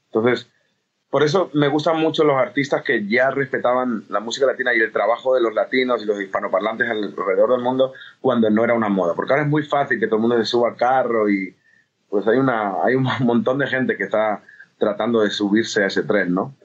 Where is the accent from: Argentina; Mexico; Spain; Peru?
Spain; era un loco español que hacía música latina